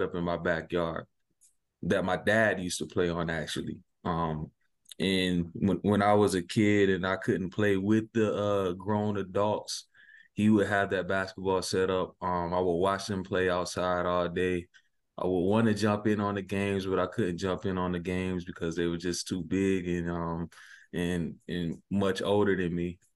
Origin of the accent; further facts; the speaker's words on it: Sumter, South Carolina, United States; also born or lived in near Pittsburgh, Pennsylvania; I'm from Sumter, South Carolina